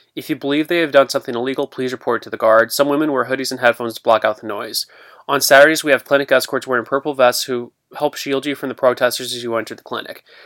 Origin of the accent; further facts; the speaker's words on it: Granite City, Illinois, United States; here in my hometown, Granite City